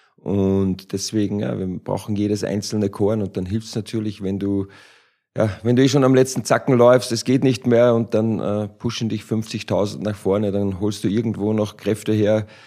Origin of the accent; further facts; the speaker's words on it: Austria; moved away as an adult; now in Frankfurt, Germany; Ich als Ösi